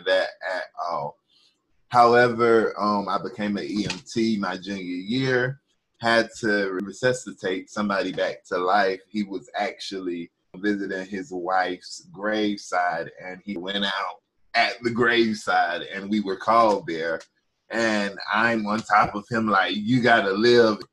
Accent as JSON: {"language": "English", "region": "North Carolina", "country": "United States", "said": "I come from North Carolina."}